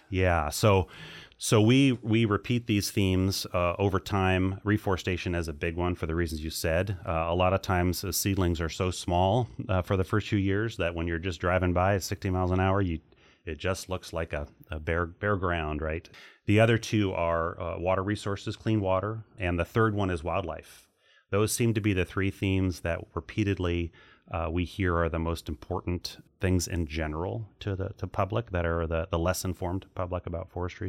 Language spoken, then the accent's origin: English; Hawaii, United States; moved away as an adult; also born or lived in Walla Walla, Washington; now in Oregon, United States; grew up, spent my whole childhood and teenage years in Hawaii